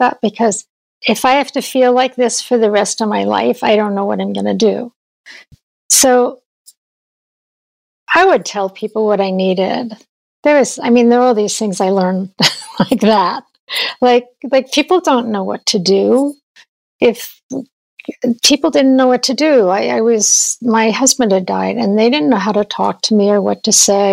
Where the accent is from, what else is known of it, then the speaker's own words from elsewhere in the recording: New York, United States; I grew up in New York